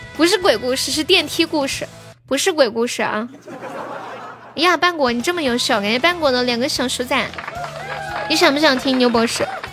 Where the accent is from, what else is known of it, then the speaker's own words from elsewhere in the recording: Nanchong, Sichuan, China; accent: Nanchong Sichuanese; 我是南充的四川话